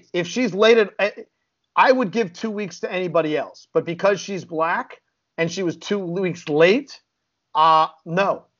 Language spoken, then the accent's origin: English; Chicago, Illinois, United States; I grew up in Chicago